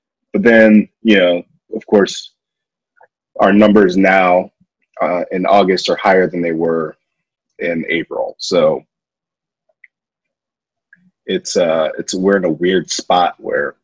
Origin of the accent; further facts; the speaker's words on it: Ohio, United States; We're from Ohio